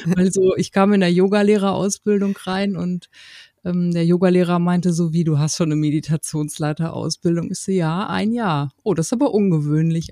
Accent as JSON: {"language": "German", "town": "Paderborn", "region": "North Rhine-Westphalia", "country": "Germany", "said": "Ich komme aus Paderborn"}